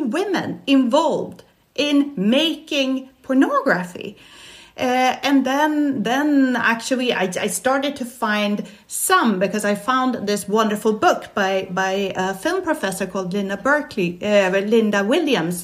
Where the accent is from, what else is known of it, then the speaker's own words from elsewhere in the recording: Stockholm, Stockholm County, Sweden; now in Barcelona, Spain; I'm Swedish. I was born in Stockholm